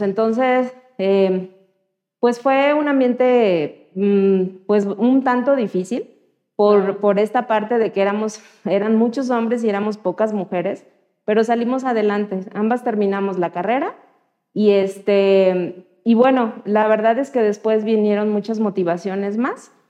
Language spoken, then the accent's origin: Spanish; Chilpancingo, Guerrero, Mexico; soy nacida en Guerrero, en Chilpancingo, Guerrero. Y ahí estudié mi carrera